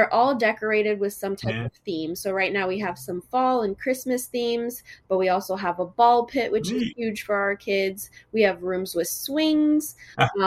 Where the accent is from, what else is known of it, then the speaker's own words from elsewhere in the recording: Fort Myers, Florida, United States; also born or lived in Miami, Florida; I've lived in Fort Myers for most of my life since I was 7 years old